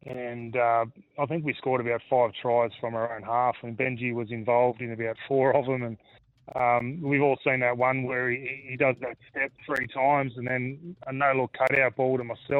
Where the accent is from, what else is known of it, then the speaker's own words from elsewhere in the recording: Australia; when growing up in Australia, it's cricket in the summer and footy in the winter, So I was sort of playing both as a kid.